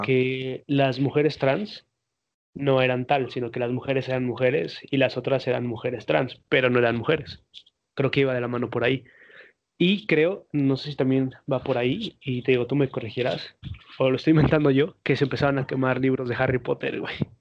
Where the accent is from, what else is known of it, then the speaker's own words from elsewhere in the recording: Mexico; todos somos mexicanos aquí los tres presentes